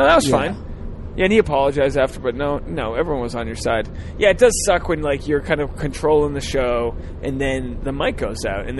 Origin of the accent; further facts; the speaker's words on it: Rhode Island, United States; I come from Rhode Island, which is mainly Irish Catholic with some Portuguese people, some Italians